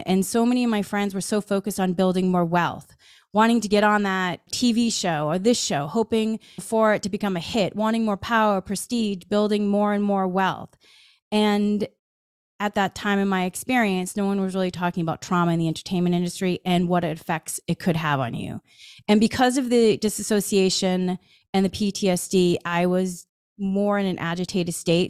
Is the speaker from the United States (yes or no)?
yes; Massachusetts, United States; I grew up in Massachusetts